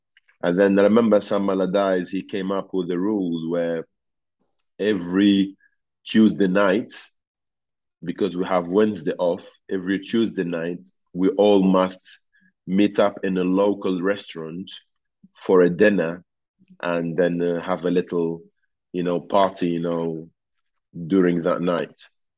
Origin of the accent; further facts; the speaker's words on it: Tunisia; English is a second language; now in England, United Kingdom; So I came from Tunisia in July or June. In Tunisia, it was like 45 degrees and it was rainy, dark, in Bolton.